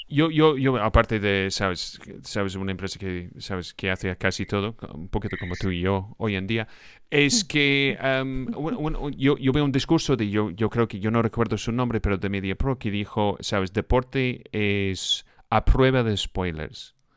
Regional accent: Scotland, United Kingdom; Spanish is a second language; now in Spain; yo soy un escocés aquí en, España

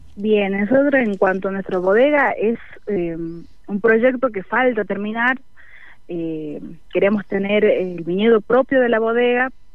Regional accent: Amaicha del Valle, Tucumán, Argentina; Es una comunidad indígena los Amaicha y bueno, en cuanto a lo que es la bodega, estamos todos dentro de la comunidad indígena

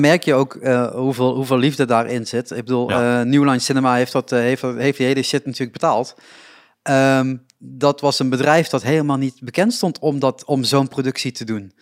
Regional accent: Reuver, Limburg, Netherlands; also born or lived in Roermond; ik woon in Reuver nog steeds.

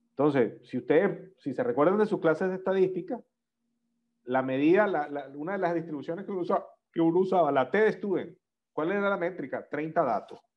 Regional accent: Venezuela; nosotros los venezolanos. nosotros como venezolanos es

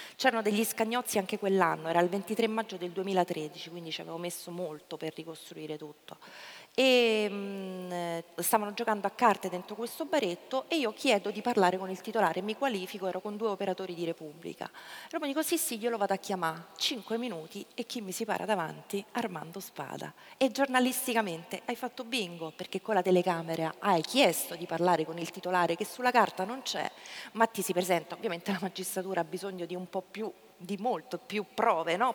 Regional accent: Ostia, Lazio, Italy; io sono nata e cresciuta a Ostia

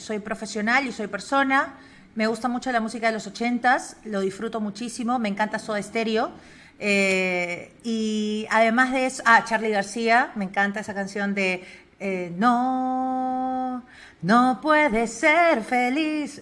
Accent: Lima, Peru; also born or lived in Spain; yo soy limeña, soy de la capital

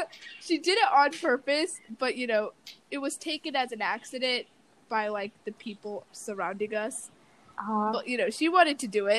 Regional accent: London, United Kingdom; born there; That is true. I was born in London.

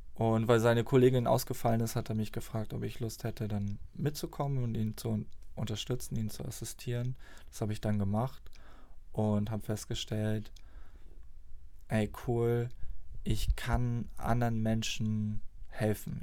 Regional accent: near Flensburg, Schleswig-Holstein, Germany; moved away; komme aus der Nähe von Flensburg, bin dort auf dem Dorf groß geworden. Fast 20 Jahre habe ich dort gelebt

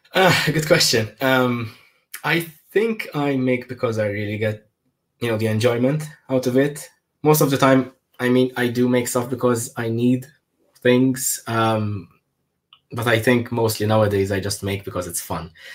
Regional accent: Malta; I'm from Malta

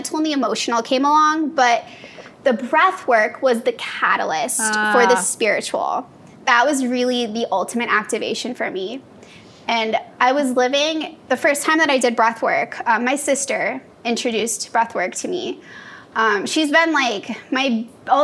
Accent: Iowa, United States; moved away as an adult; now in California, United States; So I'm from Iowa, so I went to school out there.

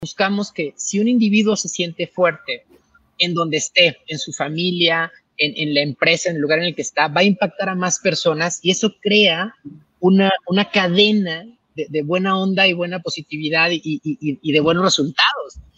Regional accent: Chiapas, Mexico; moved away; yo soy de Chiapas

